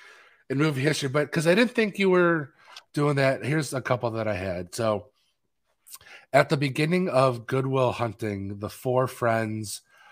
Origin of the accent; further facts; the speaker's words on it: Boston, Massachusetts, United States; born there; which I was born in Boston. I have a bunch of family in the Boston area.